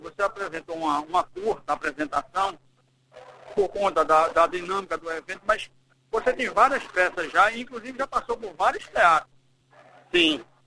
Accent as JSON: {"language": "Portuguese", "town": "Belo Horizonte", "region": "Minas Gerais", "country": "Brazil", "also_born_or_lived": "São Paulo", "moved": "yes", "said": "eu sou de BH, mas eu vivo em trânsito"}